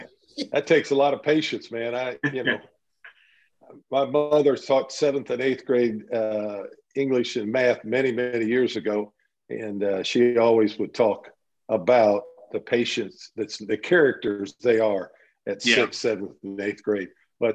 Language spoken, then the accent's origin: English; Dayton, Ohio, United States; growing up in Dayton, Ohio, I grew up in the blue collar neighborhood, and we grew up riding our bikes to the playground